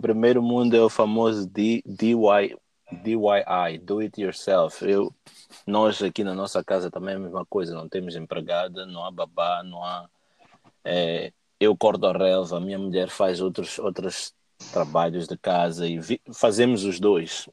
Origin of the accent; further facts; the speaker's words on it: Mozambique; eu cresci em Moçambique